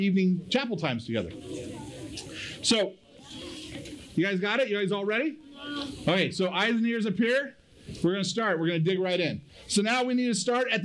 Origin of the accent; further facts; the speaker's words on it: Kingsburg, California, United States; I'm from Kingsburg.